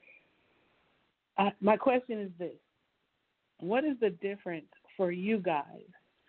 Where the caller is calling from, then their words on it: Dallas, Texas, United States; I'm calling from Dallas, Texas.